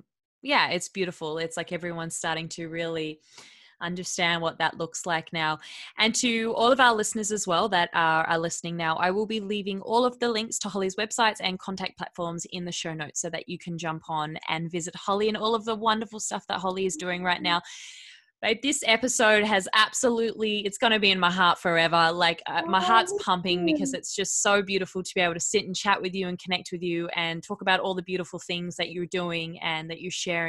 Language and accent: English; Perth, Western Australia, Australia; I'm from Perth.